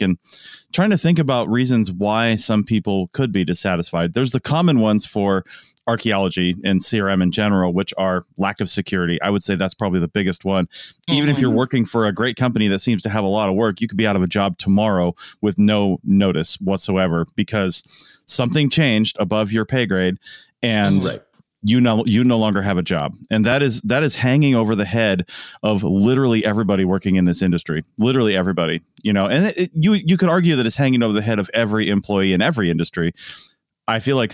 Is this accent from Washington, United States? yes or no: yes; Seattle, Washington, United States; I grew up in Seattle where if you got a job at Boeing as a 20-year-old, you were set for life.